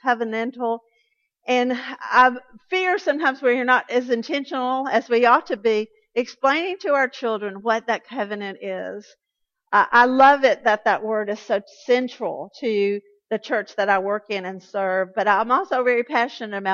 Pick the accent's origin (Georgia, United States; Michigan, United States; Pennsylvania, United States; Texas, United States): Georgia, United States; Atlanta; I grew up Southern Baptist in South Atlanta.